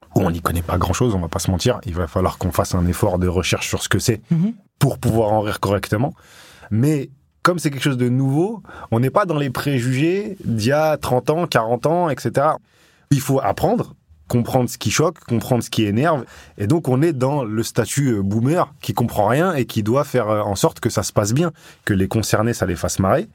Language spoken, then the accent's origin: French; Grenoble, Auvergne-Rhône-Alpes, France; moved away as an adult; ça fait 15 ans que je suis parti de Grenoble parti à 20 ans